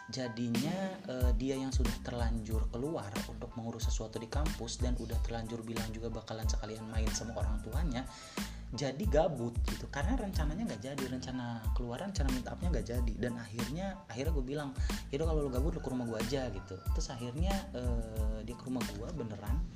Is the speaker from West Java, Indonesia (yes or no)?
yes; Cirebon, West Java, Indonesia; orang satu kota uh, satu kota gue juga di di Cirebon juga